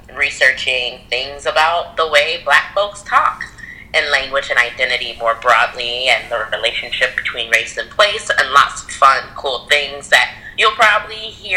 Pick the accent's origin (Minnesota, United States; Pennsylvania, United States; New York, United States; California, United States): New York, United States; Rochester; moved away as an adult; also born or lived in Stanford; now in Chicago, United States; I am also from Rochester, New York, which a lot of your fan base must know that you're from Rochester. And yeah, we grew up together since we were in what, second grade?